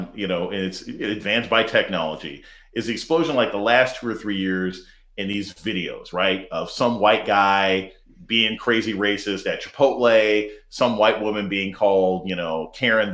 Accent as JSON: {"language": "English", "country": "United States", "tie": "born or raised there", "said": "I was raised in America"}